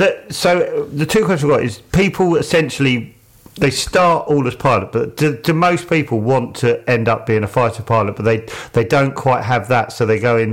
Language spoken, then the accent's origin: English; near Biggin Hill, London, United Kingdom; I grew up near Biggin Hill